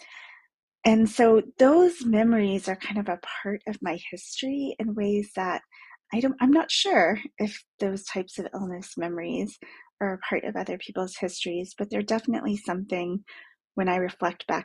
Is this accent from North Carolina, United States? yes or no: no; Dallas, Texas, United States; I grew up in Dallas